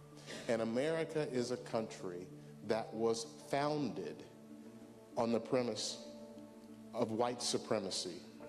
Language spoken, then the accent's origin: English; Memphis, Tennessee, United States; I grew up in Memphis, Tennessee.